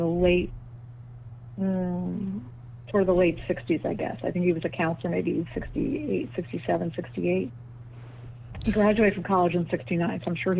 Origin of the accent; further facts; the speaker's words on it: New York City, New York, United States; I grew up in Bell Harbor.